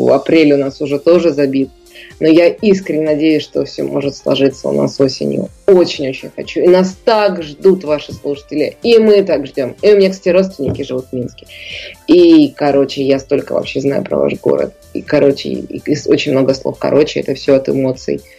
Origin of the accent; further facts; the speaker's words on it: Chukotka Autonomous Okrug, Russia; Я с Чукотки. Я, я, я, я могу вам сказать, что вы, э, жители э, Беларуси, для нас, для Чукч, являетесь жители, жителями материка.